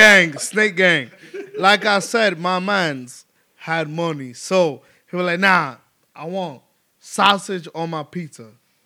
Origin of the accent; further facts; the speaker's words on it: New York City, New York, United States; I'm from Uptown, I'm from 170. Yeah, feel me? So 170 and Broadway